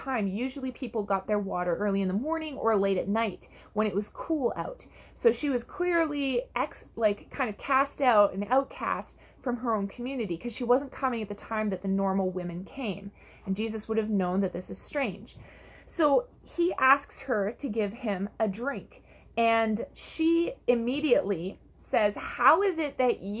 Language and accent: English; Canada; I'm from Canada